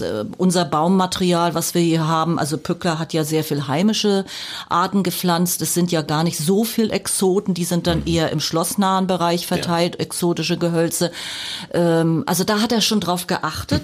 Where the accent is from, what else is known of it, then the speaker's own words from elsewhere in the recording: Mecklenburg-Vorpommern, Germany; moved away as an adult; also born or lived in Weimar / Lusatia; Also als Person komme ich aus Mecklenburg-Vorpommern, da bin ja. ich auch geboren